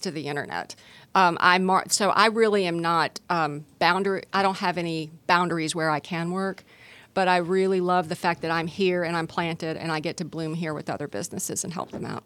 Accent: Gwinnett County, Georgia, United States; I grew up in Gwinnett County

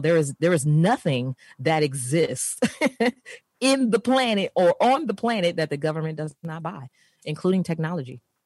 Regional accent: San Francisco, California, United States; I grew up in San Francisco, of course, in the urban community um, in San Francisco

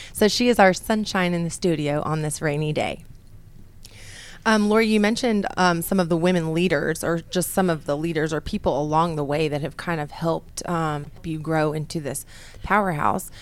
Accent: New Mexico, United States; I'm from New Mexico.

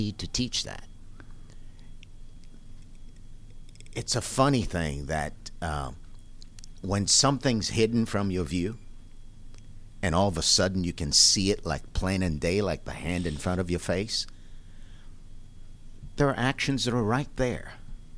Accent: Haiti; moved away; I'm from Haiti.

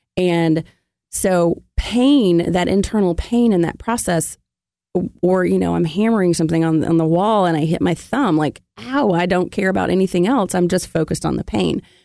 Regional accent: Memphis, Tennessee, United States; now in Atlanta, United States; I'm from Memphis

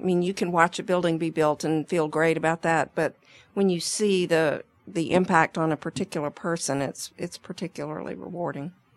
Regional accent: Atlanta, Georgia, United States; I grew up in Atlanta

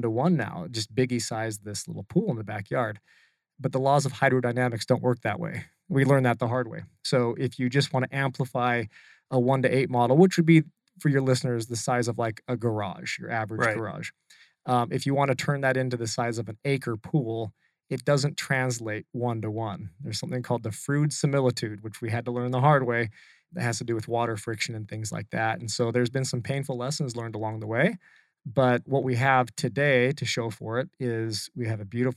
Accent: Utah, United States; moved away as an adult; also born or lived in California; now in Arizona, United States; I'm still from Utah. So I'm like the maybe top 10% of surfers from Utah

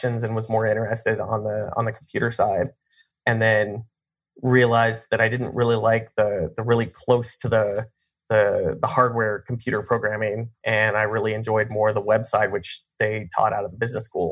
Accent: Colorado, United States; moved away as an adult; also born or lived in Kansas / Nashville, Tennessee; now in Arizona, United States; I grew up in Colorado

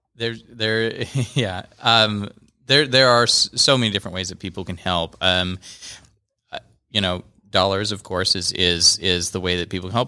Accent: Kansas, United States; moved away as an adult; now in Georgia, United States; I'm from, originally from Kansas

